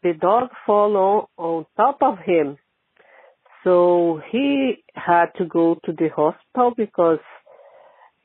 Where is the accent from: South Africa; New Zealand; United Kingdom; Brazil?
Brazil; now in Ireland; I'm not Irish. I'm Brazilian, but I live here in Ireland.